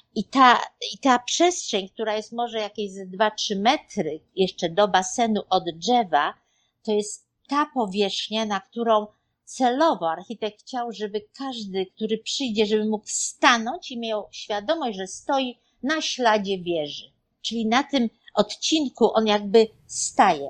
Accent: Poland; moved away as an adult; also born or lived in Germany; now in New York, United States; wyjechaliśmy z Polski w 1987 roku ale byliśmy dwa lata w Niemczech

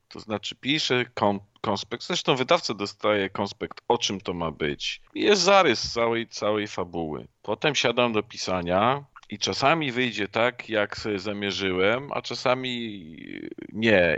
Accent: Poland; ja jestem też Polakiem, no ja nie jestem Austriakiem

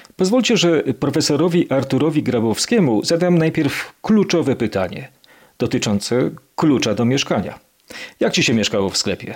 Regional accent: Kraków, Lesser Poland, Poland; Ja jako nowochucianin

